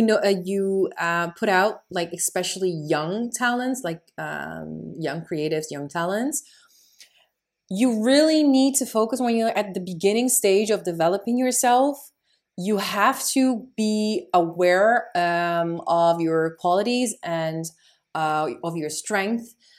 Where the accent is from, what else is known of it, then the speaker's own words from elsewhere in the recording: Netherlands; I have Moroccan roots, but I am born and raised in the Netherlands